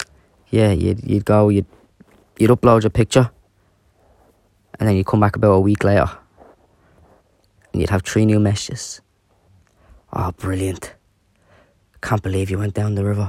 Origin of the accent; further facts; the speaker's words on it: Dublin, Leinster, Ireland; I am from Dublin